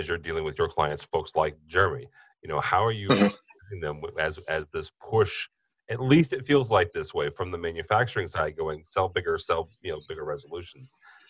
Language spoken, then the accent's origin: English; Peoria, Illinois, United States; he's just due north of me, actually in my hometown of Peoria. Illinois, halfway between Chicago and St. Louis, for those of you who aren't familiar with the geography of Illinois.